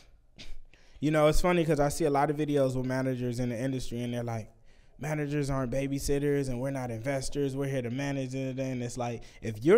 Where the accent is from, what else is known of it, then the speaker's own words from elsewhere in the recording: Vallejo, California, United States; I'm from Vallejo